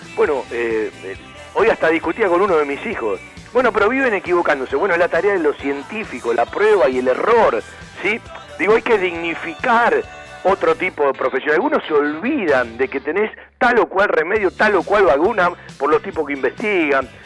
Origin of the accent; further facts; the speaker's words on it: Argentina; yo soy un tipo nacionalista, yo soy argentino